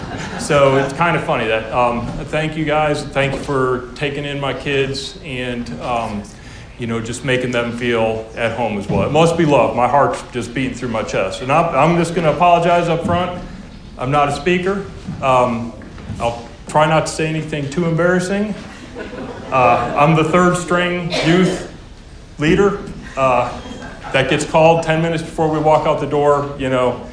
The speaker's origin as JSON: {"language": "English", "region": "the South", "country": "United States", "accent": "Southern", "said": "around here long enough, you know, you won't hear any trace of a Southern accent. I'll sound like I was from Alaska."}